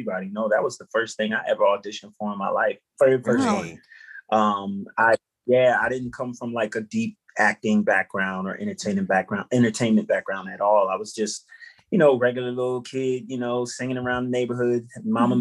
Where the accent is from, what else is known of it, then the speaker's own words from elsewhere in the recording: Willingboro, New Jersey, United States; I grew up in Willingboro, New Jersey